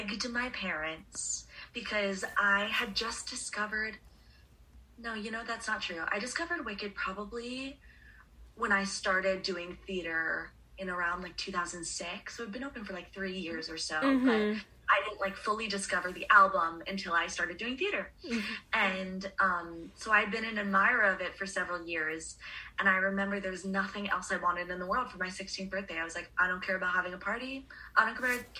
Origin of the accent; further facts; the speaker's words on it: Long Island, New York, United States; I grew up on Long Island